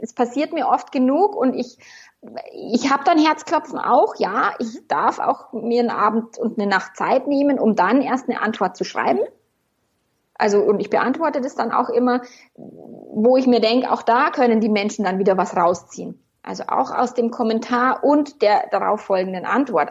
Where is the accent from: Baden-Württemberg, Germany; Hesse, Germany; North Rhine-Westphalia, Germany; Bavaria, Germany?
Bavaria, Germany; accent: Bavarian; ich darf einmal wirklich bayerisch